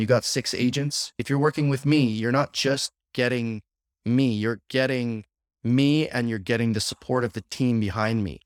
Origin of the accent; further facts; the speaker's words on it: Saskatchewan, Canada; now in Windsor, Canada; I'm born and bred in Saskatchewan